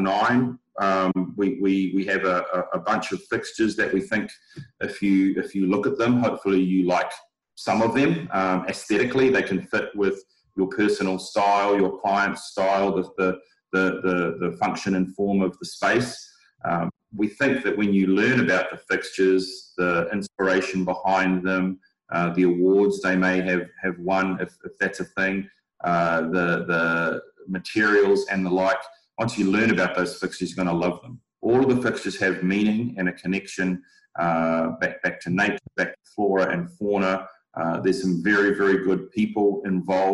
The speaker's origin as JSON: {"language": "English", "country": "New Zealand", "moved": "yes", "said": "I'm not from these parts. I'm originally from New Zealand"}